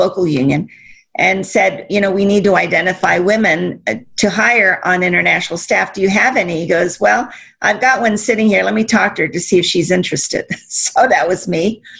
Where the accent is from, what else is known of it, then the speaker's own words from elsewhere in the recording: Azusa, California, United States; the city that I grew up in Azusa. It's just a small community